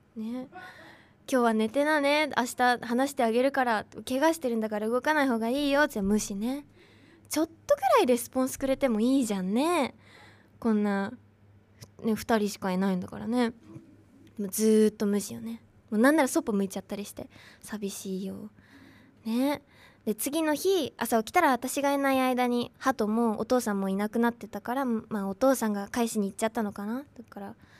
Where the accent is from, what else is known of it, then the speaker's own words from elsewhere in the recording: Mito, Ibaraki, Japan; moved away as an adult; now in Tokyo, Japan; 私の地元は茨城水戸市っていうところ茨城県水戸市っていうところ